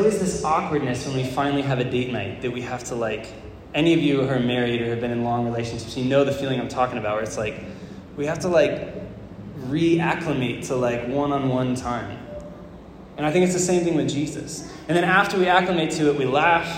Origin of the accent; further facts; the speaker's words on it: Florida, United States; moved away; I was from Florida